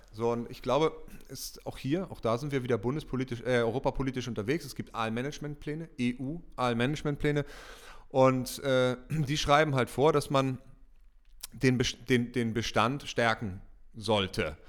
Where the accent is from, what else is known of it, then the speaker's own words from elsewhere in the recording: Germany; ich bin in der Elbe groß geworden, westlich von Hamburg